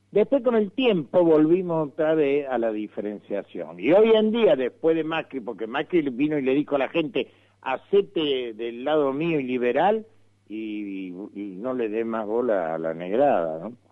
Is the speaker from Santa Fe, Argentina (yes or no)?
yes; Rosario, Santa Fe, Argentina; fuiste conmigo al lugar donde yo nací en Rosario.